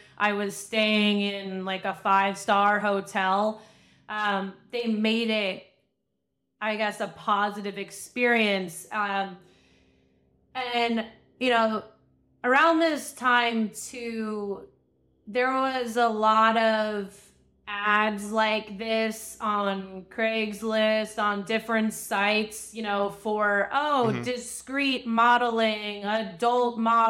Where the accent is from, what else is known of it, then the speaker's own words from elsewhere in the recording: Long Island, New York, United States; I mean, I'm from Long Island. So I was still on Long Island at the time.